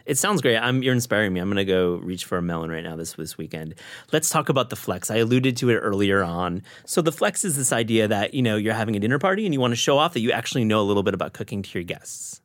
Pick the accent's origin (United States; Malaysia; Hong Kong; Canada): United States; Midwest; I grew up in the Midwest